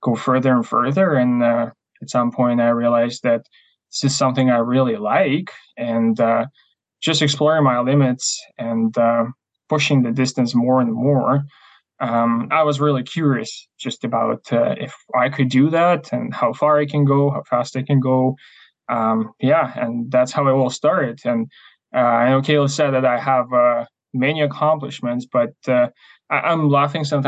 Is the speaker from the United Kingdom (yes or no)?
no; Ukraine; English is a second language; moved away as an adult; also born or lived in Canada; now in Chilliwack, Canada; I'm originally from Ukraine, came to Canada just under 8 years ago.